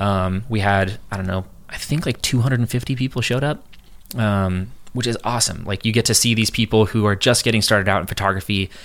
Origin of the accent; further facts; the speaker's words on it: San Diego, California, United States; also born or lived in San Francisco; I grew up in California my whole life